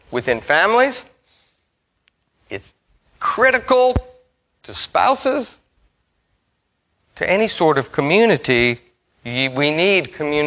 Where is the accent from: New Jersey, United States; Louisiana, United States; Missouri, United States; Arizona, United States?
Louisiana, United States; Metairie; also born or lived in Memphis; I grew up here in Metairie